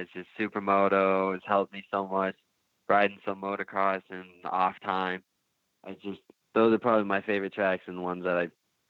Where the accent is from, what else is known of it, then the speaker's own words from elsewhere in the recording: Sturgis, South Dakota, United States; About 5,000 to 6,000 people here. I mean, it's a small town, and you can probably get from one end to the other in abou